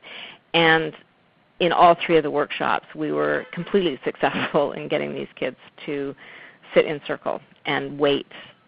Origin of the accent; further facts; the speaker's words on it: West Coast, British Columbia, Canada; I'm from the West Coast